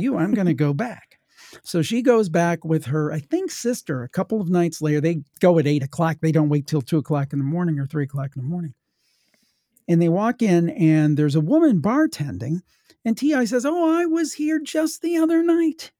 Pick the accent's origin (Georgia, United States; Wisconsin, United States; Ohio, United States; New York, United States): Ohio, United States; I'm from Ohio. My family was from West Virginia